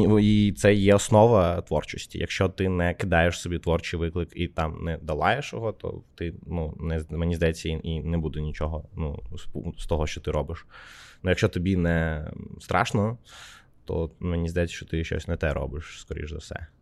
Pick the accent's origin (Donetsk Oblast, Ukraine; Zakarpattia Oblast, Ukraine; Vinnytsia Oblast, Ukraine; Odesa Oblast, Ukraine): Odesa Oblast, Ukraine; Odesa; now in Kyiv, Ukraine; я з Одеси